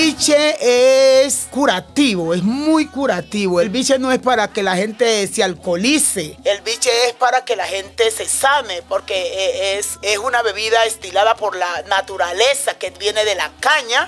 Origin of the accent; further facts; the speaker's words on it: Tumaco, Nariño, Colombia; Yo nací en Tumaco, en una vereda que se llama Río Mexicano